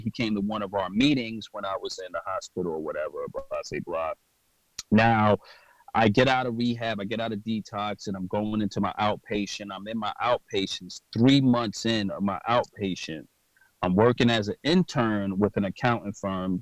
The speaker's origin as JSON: {"language": "English", "town": "New York City", "region": "New York", "country": "United States", "said": "I'm from New York and Brooklyn"}